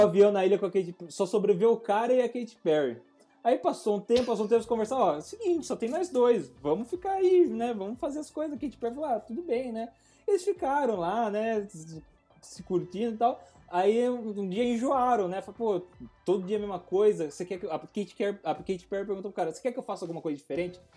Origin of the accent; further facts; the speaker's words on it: Brazil; eu sou do Brasil